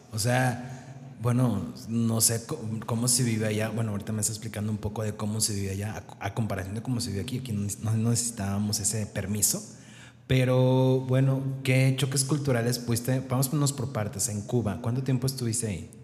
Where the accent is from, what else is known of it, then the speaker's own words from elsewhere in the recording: Mexico; los mexicanos que muchas veces nos caracterizan porque somos muy, no sé, alivianados